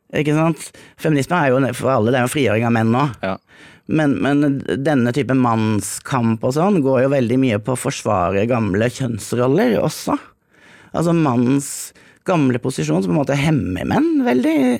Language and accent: Norwegian; Grimstad, Agder, Norway; moved away as an adult; also born or lived in Jamaica; now in Zanzibar, Tanzania; hadde jeg vært hjemme i Grimstad